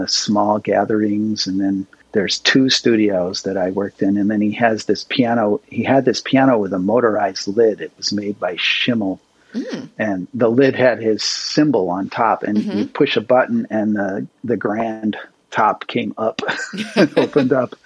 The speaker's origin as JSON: {"language": "English", "region": "Connecticut", "country": "United States", "tie": "born or raised there", "said": "I grew up in Connecticut"}